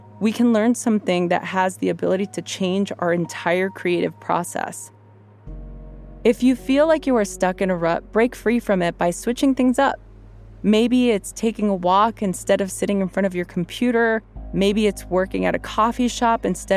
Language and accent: English; Los Angeles, California, United States; I grew up in East Los Angeles